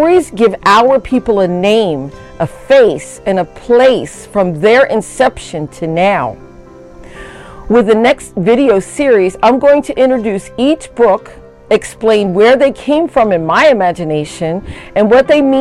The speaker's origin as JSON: {"language": "English", "town": "Bridgeton", "region": "New Jersey", "country": "United States", "said": "I am from the Nanticoke Lenape Nation in Bridgeton, New Jersey"}